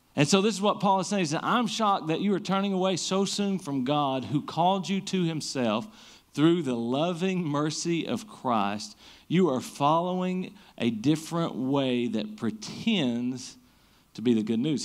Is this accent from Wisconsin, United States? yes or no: no; Eastern Kentucky, United States; we grew up in Eastern Kentucky, most of us are in the Bible Belt